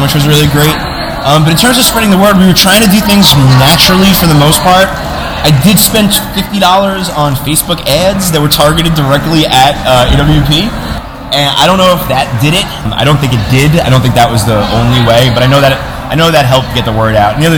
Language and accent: English; New York, United States; now in Austin, United States; I'm from New York. I live in Austin.